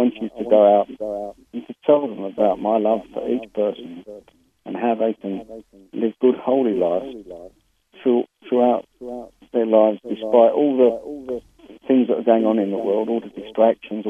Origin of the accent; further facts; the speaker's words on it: London, United Kingdom; I come from London, and I was brought up in a Catholic family